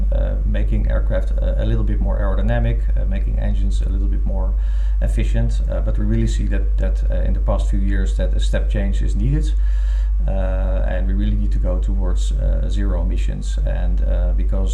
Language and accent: English; Netherlands; I've been born and raised in the Netherlands as well